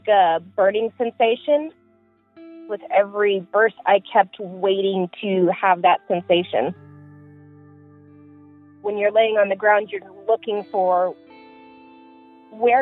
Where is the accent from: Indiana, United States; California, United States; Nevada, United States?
Nevada, United States; Las Vegas; I was born and raised in Las Vegas.